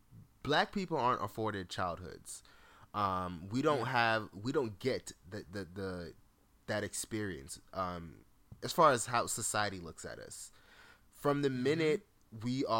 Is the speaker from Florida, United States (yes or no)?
yes; Fort Lauderdale, Florida, United States; In the neighborhood that I grew up in Fort Lauderdale, shout out to the 954 to 750, you know what I mean? My little 305, all of that.